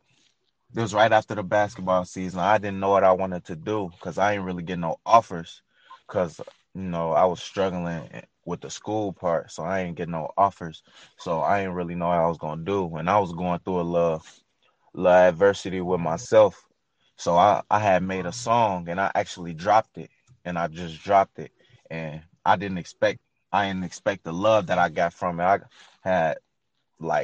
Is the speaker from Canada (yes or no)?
no; Chicago, Illinois, United States; I'm from South Suburb, Chicago, and I make music